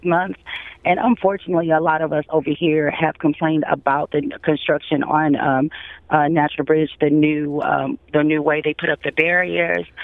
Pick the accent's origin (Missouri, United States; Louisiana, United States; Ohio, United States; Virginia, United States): Missouri, United States; St. Louis; I'm formerly from South St. Louis